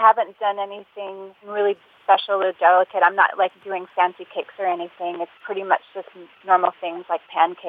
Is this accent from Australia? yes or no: no; United States; moved away as an adult; now in Denmark; We're American.